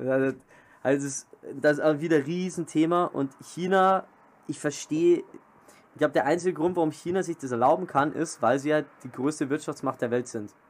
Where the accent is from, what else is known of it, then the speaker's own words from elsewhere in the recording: Germany; bei uns in Deutschland